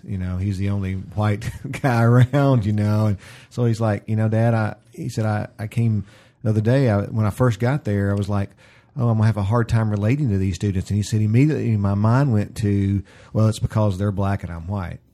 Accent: the South, United States; I grew up in the South

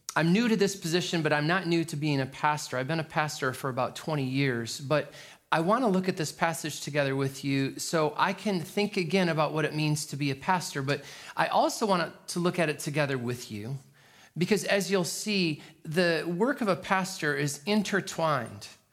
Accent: New York, United States; I'm a New Yorker

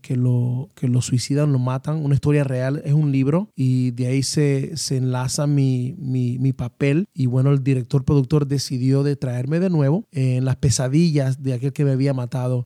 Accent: Panama; moved away as an adult; also born or lived in Atlanta, Georgia; now in United States; soy panameño, radicado en los Estados Unidos. Y bueno, creo que mi historia comienza en Panamá a la edad de, cinco años

